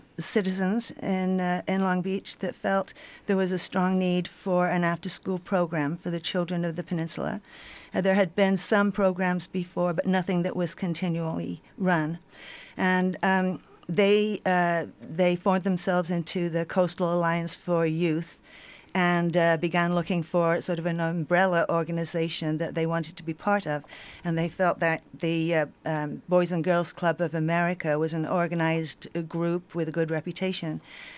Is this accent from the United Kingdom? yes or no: yes; England, United Kingdom; born there; now in United States; I was born in England. I came over here in 1970, attended University of Oregon and then University of Washington.